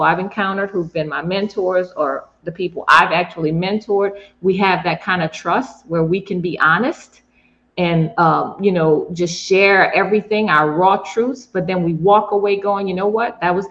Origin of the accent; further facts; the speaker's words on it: New Orleans, Louisiana, United States; my hometown coach